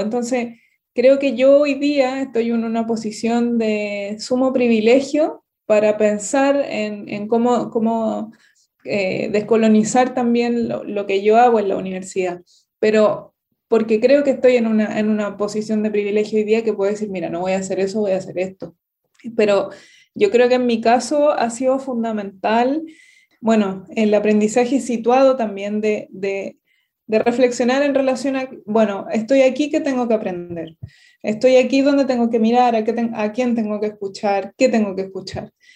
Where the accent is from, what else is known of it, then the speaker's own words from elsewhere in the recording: Santiago, Santiago Metropolitan Region, Chile; moved away; also born or lived in southern Chile; yo soy de Santiago, que es la, región metropolitana de Chile